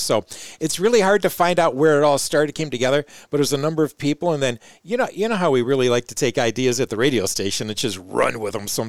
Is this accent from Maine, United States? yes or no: no; suburban Detroit, Michigan, United States; now in Mount Pleasant, United States; I grew up in an urban area, suburban Detroit.